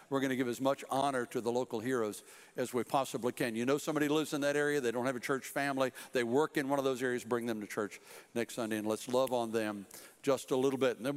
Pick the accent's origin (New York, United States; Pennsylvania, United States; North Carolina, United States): North Carolina, United States; Fort Bragg; born there; My dad was 82nd Airborne. I was born on Fort Bragg, and so I was an Army brat for a while